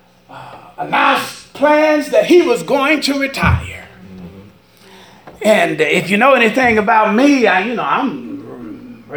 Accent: Dallas, Texas, United States; moved away as an adult; also born or lived in West Palm Beach, Florida; Oak Cliff, Texas, boy.

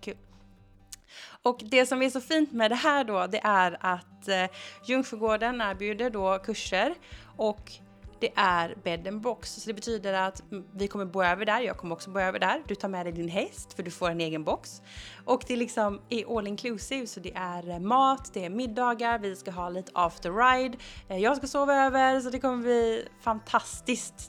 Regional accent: Gothenburg, Västra Götaland, Sweden; jag som göteborgare

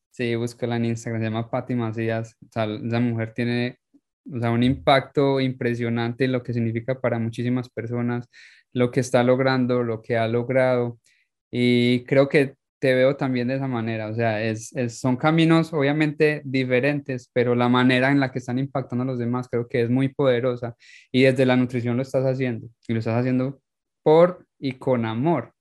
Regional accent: Paisa, Antioquia, Colombia; moved away; soy paisa

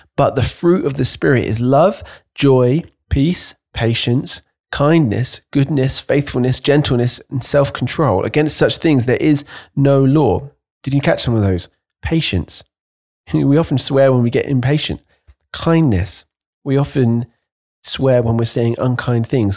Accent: United Kingdom; as a Brit

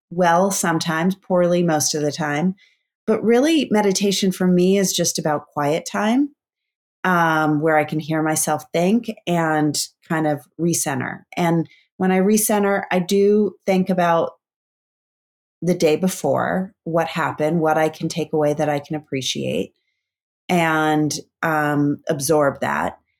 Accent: East Coast, United States; also born or lived in Bend, Oregon; now in Sausalito, United States; I grew up on the East Coast

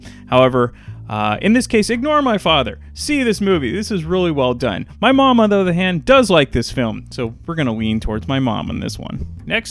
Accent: San Francisco Bay Area, California, United States; I grew up in the San Francisco Bay Area

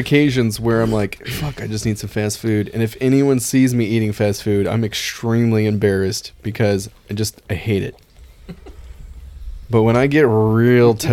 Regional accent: West Coast, United States; moved away; I'm from the West Coast.

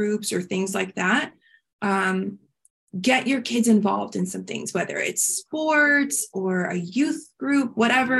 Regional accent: Miami, Florida, United States; I grew up in Miami

